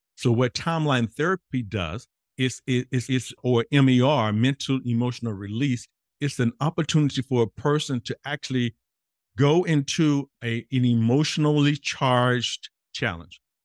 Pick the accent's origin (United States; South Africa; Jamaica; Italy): United States; Mississippi; me growing up in Mississippi as an African-American man